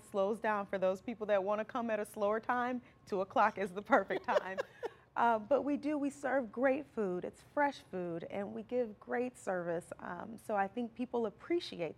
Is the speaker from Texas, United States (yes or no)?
no; Alton, Illinois, United States; also born or lived in Florissant, Missouri; now in Hazelwood, United States; Originally I'm from Alton, Illinois